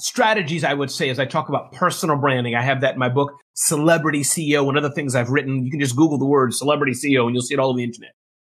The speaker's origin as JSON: {"language": "English", "region": "Maryland", "country": "United States", "tie": "born or raised there", "also_born_or_lived": "Midwest / New Jersey / New York", "first_language": "English", "moved": "as an adult", "lives_now": "New Jersey/New York area, United States", "said": "I was born in the Midwest, grew up in the Maryland area, and I've been in New Jersey, New York area for about 16 or more years."}